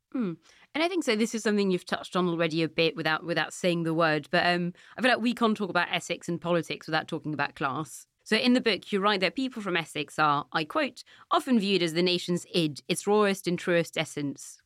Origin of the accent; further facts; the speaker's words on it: Nantes, Pays de la Loire, France; moved away; when I was a teenager growing up in Nantes